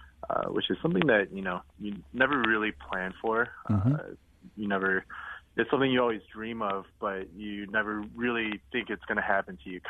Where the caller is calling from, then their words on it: Los Angeles, California, United States; I'm currently in Los Angeles.